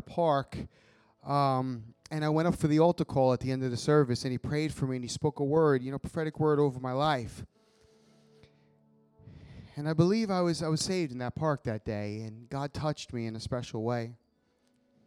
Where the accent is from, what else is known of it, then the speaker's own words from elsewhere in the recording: Long Island, New York, United States; moved away as an adult; also born or lived in Florida; I grew up on Long Island, New York.